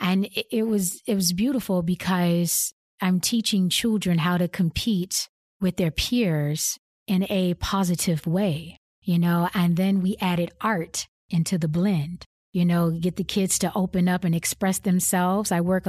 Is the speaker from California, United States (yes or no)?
no; Arkansas, United States; It's what I experienced, you know, growing up in Southwest Arkansas.